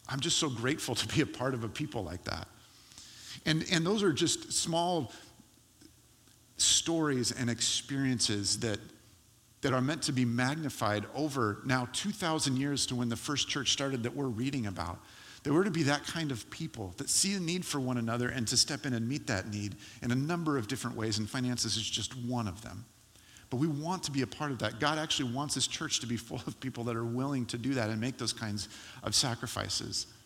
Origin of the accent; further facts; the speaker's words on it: California, United States; now in Portland, United States; I do not consider myself eligible to be teased or made fun of as a Californian any longer. I'm a Portland, I'm an Oregonian.